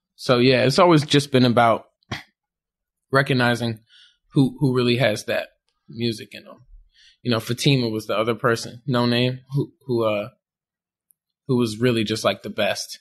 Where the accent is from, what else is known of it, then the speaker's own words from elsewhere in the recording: Chicago, Illinois, United States; growing up in Chicago